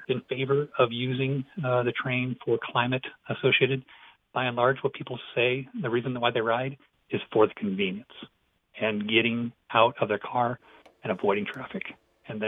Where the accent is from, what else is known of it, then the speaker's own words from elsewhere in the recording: Midwest, United States; also born or lived in Inland Empire, California; now in California, United States; I grew up in the Midwest, did not use public transportation, moved to California, still drove.